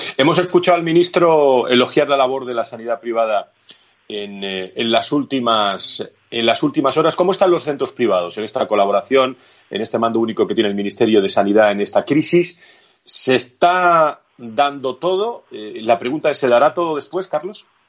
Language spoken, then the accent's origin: Spanish; Spain; somos españoles